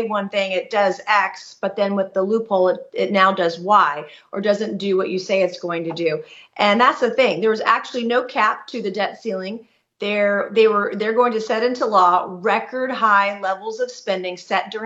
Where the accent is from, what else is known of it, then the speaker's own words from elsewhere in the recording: South Carolina, United States; the people of South Carolina, my great state, my home state